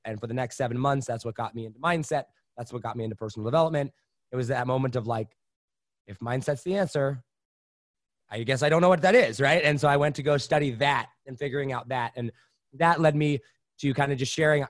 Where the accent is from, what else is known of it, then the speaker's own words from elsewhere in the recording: Indiana, United States; also born or lived in Wisconsin / Los Angeles; that's when we moved out to a, a farm in Indiana